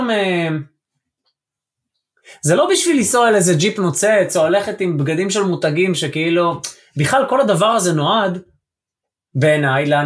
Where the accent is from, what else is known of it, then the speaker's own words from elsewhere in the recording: Israel; יש לי מבטא כי אני בישראל ואני לא נולדתי באנגליה